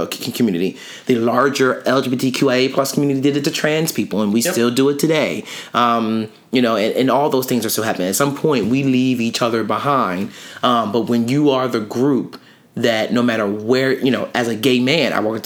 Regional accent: Camden, New Jersey, United States; when I was younger and living in Camden, New Jersey, and I grew up around Asian and Latinx people

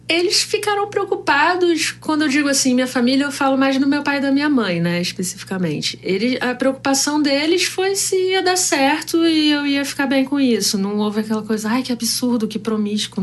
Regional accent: Rio de Janeiro, Brazil; sou do Rio de Janeiro

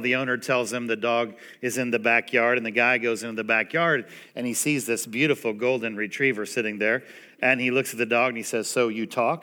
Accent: Indiana, United States; moved away as an adult; also born or lived in Greenwood, Indiana; now in Dallas, United States; I am born and bred in Indiana

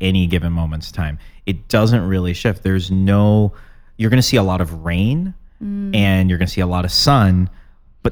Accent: Chicago, Illinois, United States; as a Chicagoan

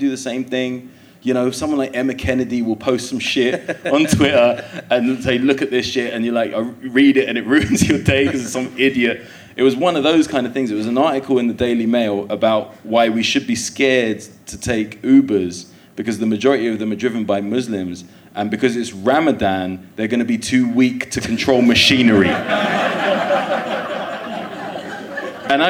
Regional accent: London, United Kingdom; I was born in Willesden

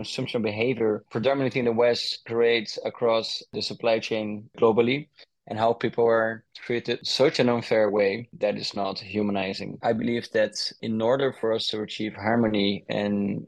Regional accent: Brazil; moved away; I was born in Brazil and my mom is Dutch, so I had a little bit of an influence from a Dutch mom in Brazil.

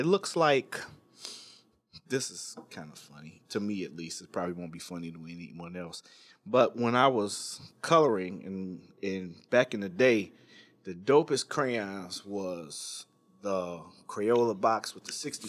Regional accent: Midwest, United States; I mean, I'm from the Midwest as well, so I didn't know like a bunch of tan kids

